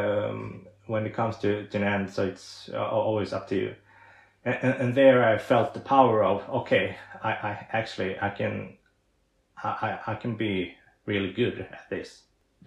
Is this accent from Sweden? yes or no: yes; Sweden; English is a second language; I'm from Sweden, I'm a professional disability golfer